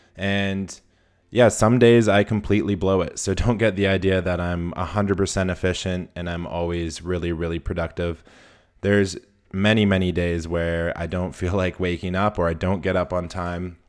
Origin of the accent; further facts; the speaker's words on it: Whistler, British Columbia, Canada; my hometown in Whistler